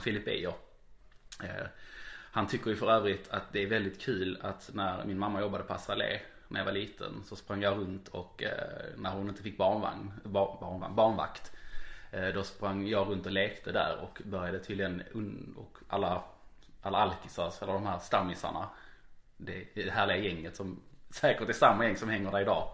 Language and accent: Swedish; Malmö, Skåne, Sweden; jag faktiskt är en born and raised malmit